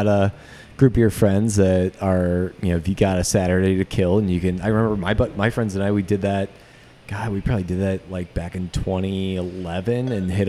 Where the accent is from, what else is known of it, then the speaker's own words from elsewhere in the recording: West Suburbs of Chicago, Illinois, United States; also born or lived in St. Louis; I grew up in the West Suburbs